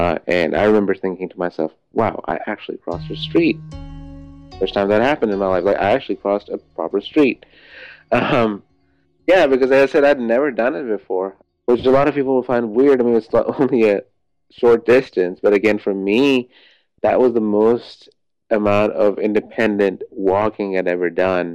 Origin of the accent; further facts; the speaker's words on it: Pakistan; moved away as an adult; I am 25 years old, and I am from Pakistan